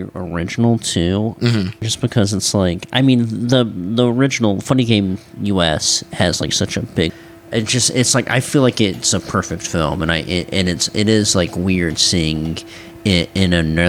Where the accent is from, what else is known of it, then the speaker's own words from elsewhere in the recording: United States; as an American